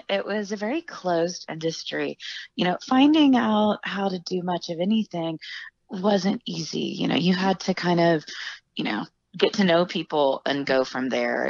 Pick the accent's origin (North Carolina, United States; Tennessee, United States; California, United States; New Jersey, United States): Tennessee, United States; Memphis; I grew up in Memphis.